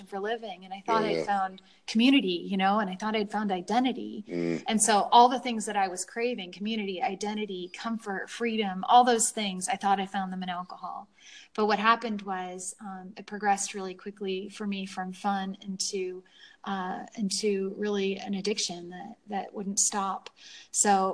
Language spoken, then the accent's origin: English; San Francisco, California, United States; I grew up in California in San Francisco